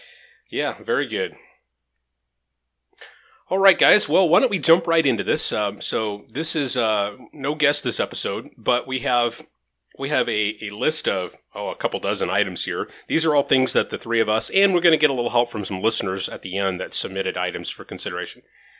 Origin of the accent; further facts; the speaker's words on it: Las Vegas, Nevada, United States; I'm from Vegas.